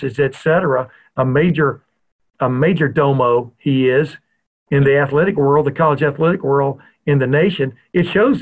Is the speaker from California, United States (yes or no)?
no; Lufkin, Texas, United States; moved away as an adult; also born or lived in the North; was born and raised in the South. I've lived in the North now since 1976.